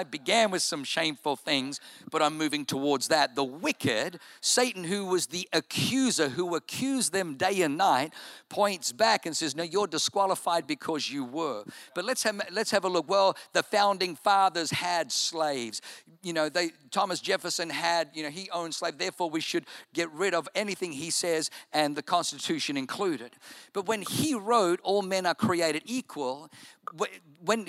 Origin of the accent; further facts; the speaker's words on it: Germany; now in United States; I was born in Germany